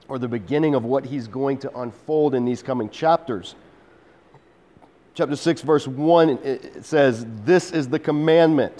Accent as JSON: {"language": "English", "country": "United States", "said": "we as American Christians"}